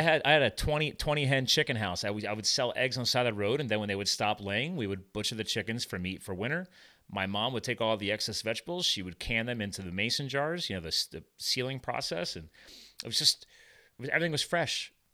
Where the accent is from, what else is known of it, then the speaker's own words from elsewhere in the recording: Flemington, New Jersey, United States; moved away; I grew up in a farm. I, I was born in Flemington, New Jersey. My dad had a dairy farm